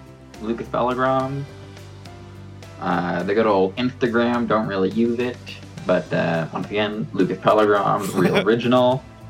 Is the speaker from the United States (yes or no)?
no; Canada